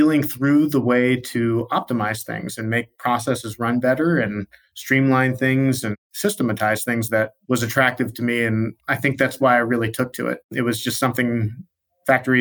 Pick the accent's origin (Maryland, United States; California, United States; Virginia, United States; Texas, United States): Maryland, United States; Baltimore; I grew up in Baltimore, Maryland